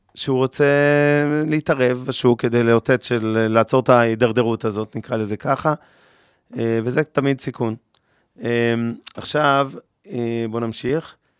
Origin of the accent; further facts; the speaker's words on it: Israel; אנחנו ישראלים